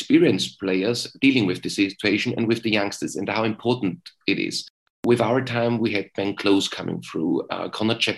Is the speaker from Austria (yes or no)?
yes; Graz, Styria, Austria; English is a second language; moved away as an adult; also born or lived in England; Sturm Graz, at my hometown club